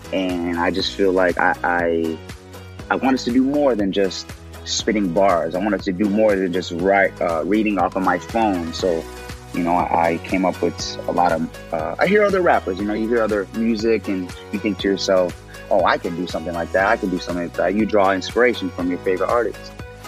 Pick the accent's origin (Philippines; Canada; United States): United States; Chicago, Illinois; also born or lived in Austin, Texas; I'm from Illinois. I'm from Texas. I say Illinois and Texas because I bounced around a lot as a kid. You know, my family's predominantly from the South Side of Chicago. Then when we moved, you know, for better lives and not, Austin, Texas